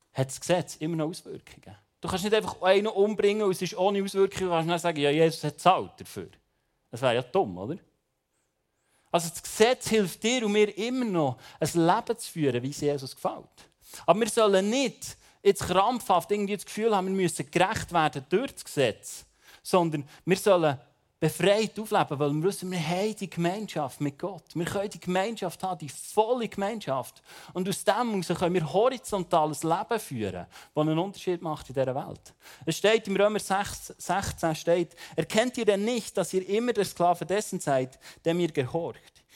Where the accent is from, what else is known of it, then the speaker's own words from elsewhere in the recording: Bern, Switzerland; ich bin ja Berner